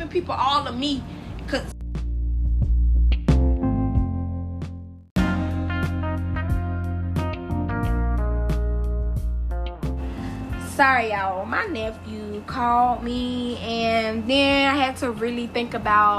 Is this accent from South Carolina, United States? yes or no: yes; South Carolina, United States; my roots, I am from South Carolina